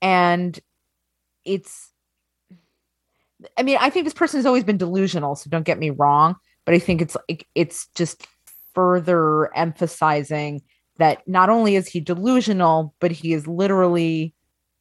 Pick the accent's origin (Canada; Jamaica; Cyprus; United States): United States; Long Island, New York; I'm from Long Island